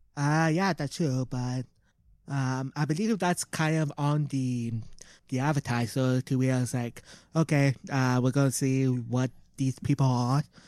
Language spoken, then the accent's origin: English; Canada; We're Canadian. We're Canadian